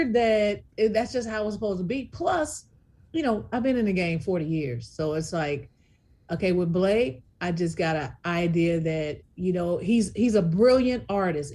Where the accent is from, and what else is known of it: Memphis, Tennessee, United States; born or raised there